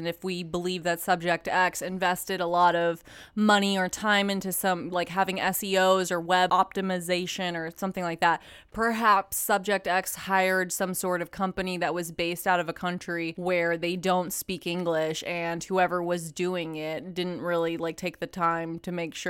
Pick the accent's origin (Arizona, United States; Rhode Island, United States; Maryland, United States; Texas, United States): Texas, United States; Katy; near a town that I grew up in Katy, Texas. So I played soccer at Katy Park, and anyone from Houston will know about Katy, Texas.